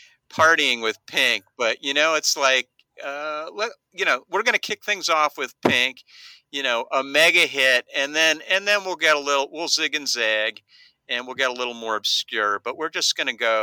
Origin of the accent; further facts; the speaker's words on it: Lexington, Kentucky, United States; I grew up in Lexington, Kentucky